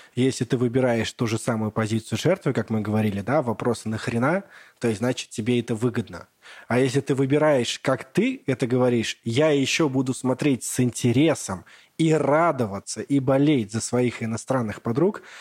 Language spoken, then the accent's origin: Russian; Bugulma, Tatarstan, Russia; я родом с Бугульмы, с маленького городка